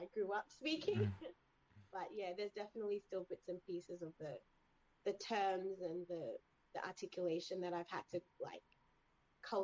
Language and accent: English; Sydney, New South Wales, Australia; So I grew up in Sydney, Australia, which is where my family are.